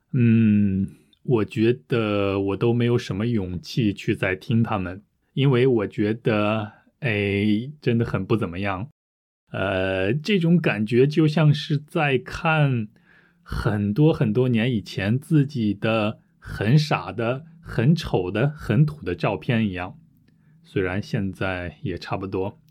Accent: United Kingdom; first language English; Chinese is a second language; 我是英国人，我也会用我的母语

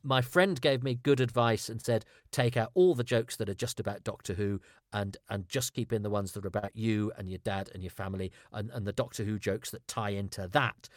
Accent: Ludlow, West Midlands, United Kingdom; I, I grew up in Ludlow in Shropshire

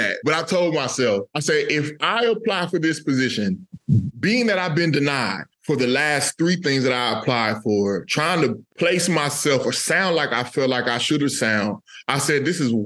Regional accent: Texas, United States; moved away as an adult; now in North Carolina, United States; I grew up in Texas

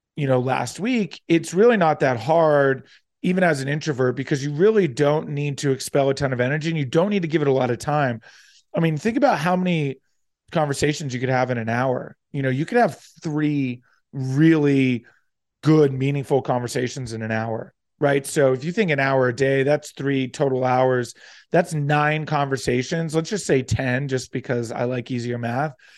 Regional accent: near Atlantic City, New Jersey, United States; moved away; also born or lived in Florida; aside from living in Florida, spent most of my childhood growing up in Southern New Jer-, in Southern, wow, in South Jersey, right near Atlantic City, suburb outside

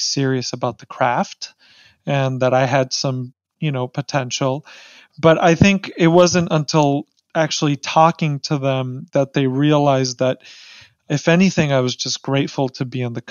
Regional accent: Mexico City, Mexico; moved away; I was born in Mexico City

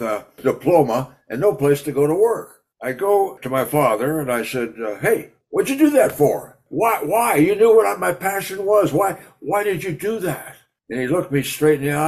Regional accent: Arizona, United States; I grew up in Arizona with my father in politics

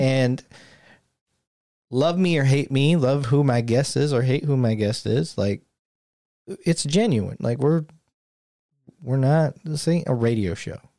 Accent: Flint, Michigan, United States; growing up around Flint

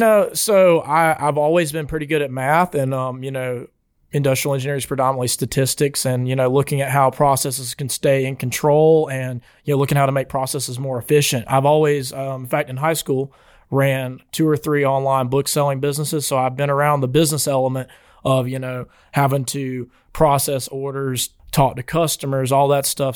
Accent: LaFayette, Alabama, United States; I'm from Lafayette, Alabama

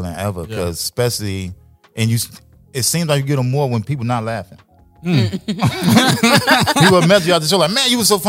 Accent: Chicago, Illinois, United States; I'm from Chicago.

